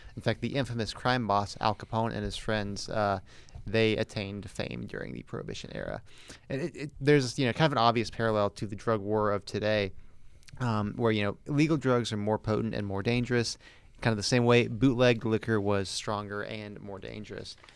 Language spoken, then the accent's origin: English; the Southern part of Florida, United States; Parts of Florida are the South, parts of it are not. I am from the Southern part.